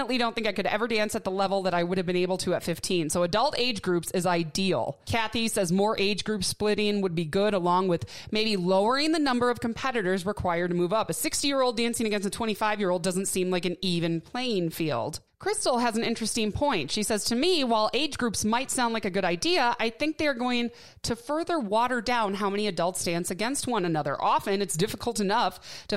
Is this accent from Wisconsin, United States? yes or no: yes; Milwaukee, Wisconsin, United States; moved away; back in my hometown of Milwaukee